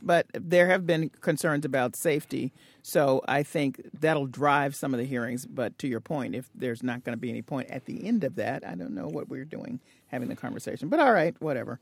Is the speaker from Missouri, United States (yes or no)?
no; Tennessee, United States; from Crabapple Country in, in Tennessee